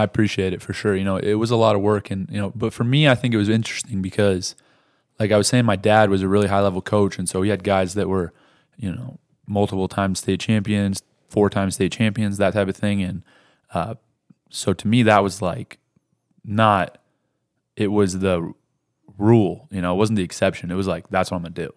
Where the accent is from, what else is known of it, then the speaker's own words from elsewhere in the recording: Rifle, Colorado, United States; that's where I was born in Rifle